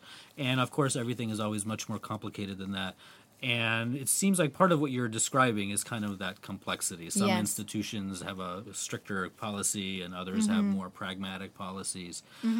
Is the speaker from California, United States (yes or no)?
yes; Los Angeles, California, United States; Of Tehranjulis, my hometown, shout out to my homies in Tehranjulis.